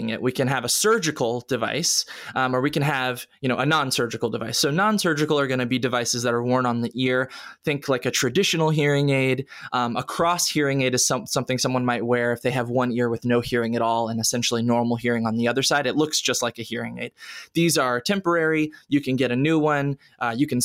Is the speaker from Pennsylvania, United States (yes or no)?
no; Richmond, Virginia, United States; moved away as an adult; also born or lived in Atlanta, Georgia; now in Columbia, United States; I'm originally from Richmond, Virginia